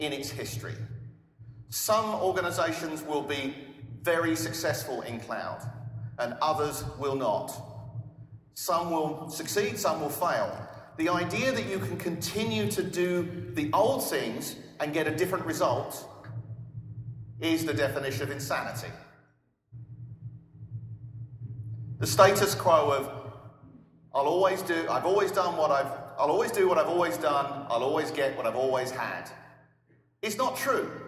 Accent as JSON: {"language": "English", "region": "England", "country": "United Kingdom", "moved": "yes", "lives_now": "Austin, United States"}